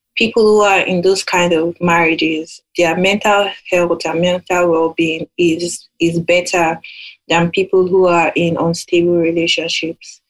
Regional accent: Nigeria; now in United Kingdom; I'm in the UK right now. I'm Nigerian

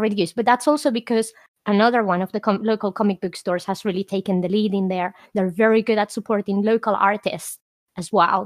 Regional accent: Spain; moved away; also born or lived in United Kingdom; whilst not everyone in Spain that I knew when I was a teenager may have read superhero comic books

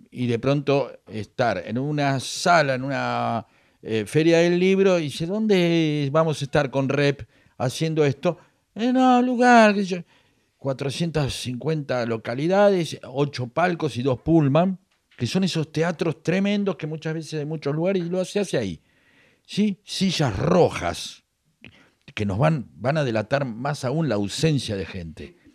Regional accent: La Plata, Buenos Aires Province, Argentina; soy platense, soy el porvenir de Herley y me la banco.

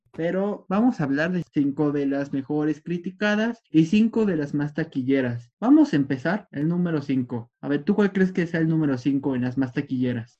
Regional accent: Mexico; nuestro querido México

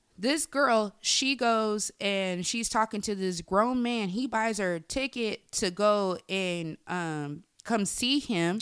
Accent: Bay Area, California, United States; I'm from the Bay Area

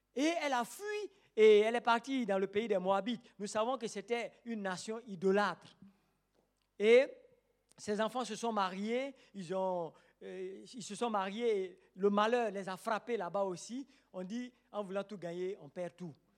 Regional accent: Côte d’Ivoire

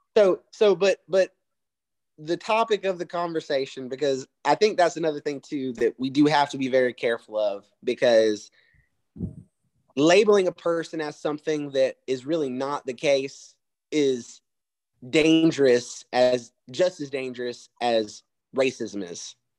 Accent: the South, United States; accent: country twang; I was born raised in the South

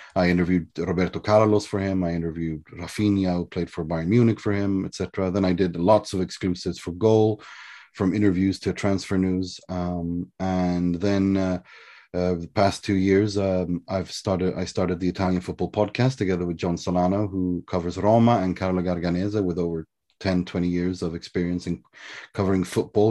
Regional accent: Sweden; I was raised in Sweden from the age of three

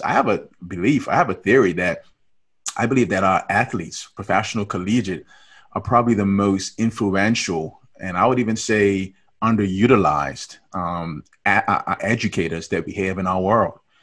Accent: Bermuda; moved away; I was born and raised in Bermuda

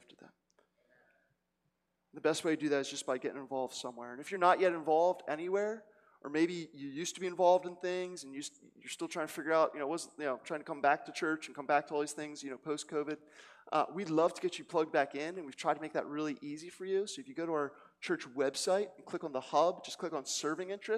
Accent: Cherry Hill, New Jersey, United States; also born or lived in South Philadelphia; now in Philadelphia, United States; I come from Cherry Hill, New Jersey

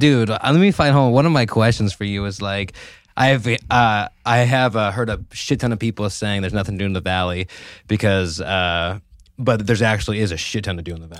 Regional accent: Merced, California, United States; also born or lived in Turlock; I was born and raised in Merced

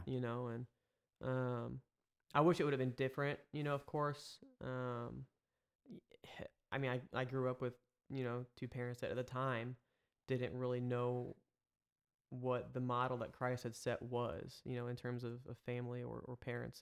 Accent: Eureka, Missouri, United States; also born or lived in St. Charles, Missouri; born and raised Saint Louis. I grew up in Eureka

